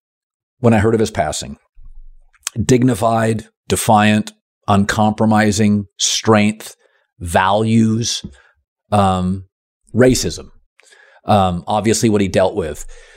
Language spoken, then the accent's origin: English; Seattle, Washington, United States; So Bill Russell, I grew up in Seattle.